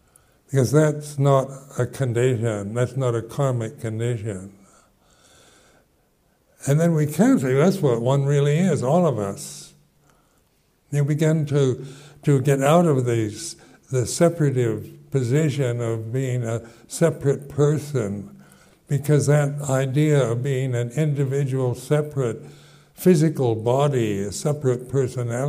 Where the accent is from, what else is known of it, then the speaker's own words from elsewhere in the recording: United States; moved away as an adult; also born or lived in London, United Kingdom / West Sussex, United Kingdom; I'm an American